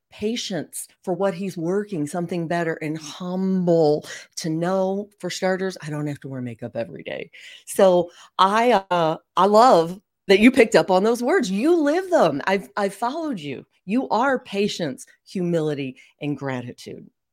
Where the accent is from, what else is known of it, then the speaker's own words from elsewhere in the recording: St. Louis, Missouri, United States; we bo-, grew up in Saint Louis. We're both in Saint Louis now.